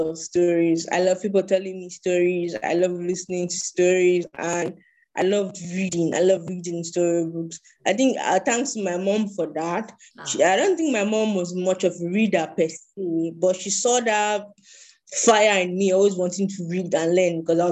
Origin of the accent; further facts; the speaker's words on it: Nigeria; I'm from Nigeria.